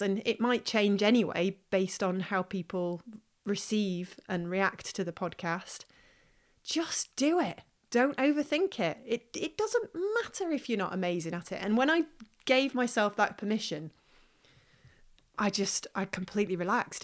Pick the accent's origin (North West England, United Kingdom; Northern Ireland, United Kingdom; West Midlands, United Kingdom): West Midlands, United Kingdom; Stoke-on-Trent; moved away; also born or lived in Manchester; my hometown, which is in Stoke-on-Trent